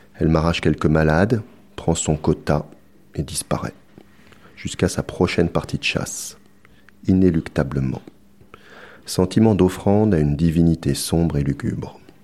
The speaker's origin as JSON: {"language": "French", "region": "Brittany", "country": "France", "said": "je suis breton"}